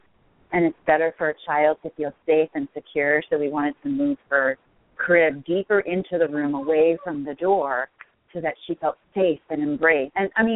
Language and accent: English; East Coast, United States; also born or lived in Colorado; now in Los Angeles, United States; I grew up on the East Coast, so I was used to snow and cold